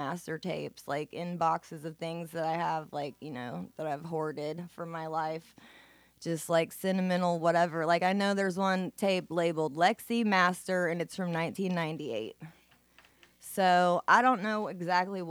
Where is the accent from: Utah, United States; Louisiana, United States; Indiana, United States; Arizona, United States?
Indiana, United States; Bloomington; I was born in Bloomington Hospital.